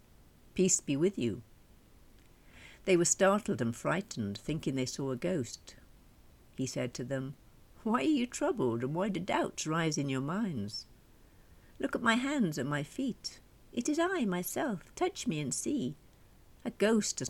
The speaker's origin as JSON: {"language": "English", "area": "Welsh", "region": "Wales", "country": "United Kingdom"}